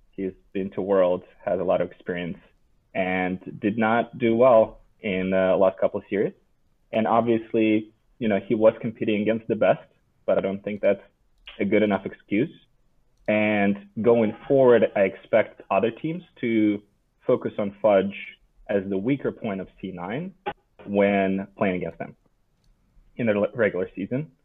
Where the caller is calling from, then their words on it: Seattle, Washington, United States; Calling from Seattle, Washington